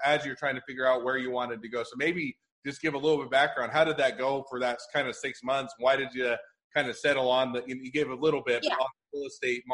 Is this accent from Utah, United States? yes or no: yes; Utah, United States; also born or lived in Cleveland, Ohio / Taiwan; I've been in Utah most of my life